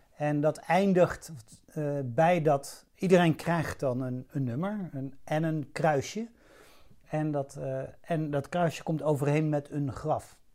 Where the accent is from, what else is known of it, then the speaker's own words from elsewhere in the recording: Hilversum, North Holland, Netherlands; moved away as an adult; also born or lived in Rotterdam / Amsterdam / Kenya / Chad; now in Laren, Netherlands; Ik ben geboren in Rotterdam, en toen, eh, een beetje op mijn zesde, zevende, naar Hilversum verhuisd. En daar ben ik opgegroeid